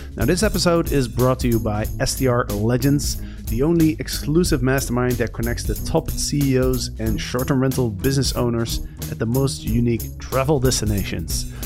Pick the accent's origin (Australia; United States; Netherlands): Netherlands; I'm from the Netherlands